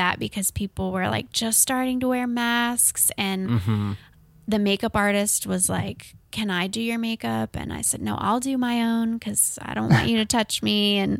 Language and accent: English; Canton, United States; Yeah, a club in my hometown, Canton.